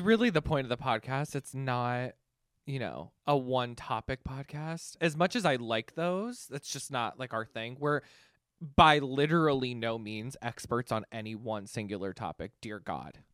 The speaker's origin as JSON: {"language": "English", "town": "Canton", "region": "Ohio", "country": "United States", "tie": "born or raised there", "also_born_or_lived": "New York", "said": "I am originally from Canton, Ohio, so not very far from here"}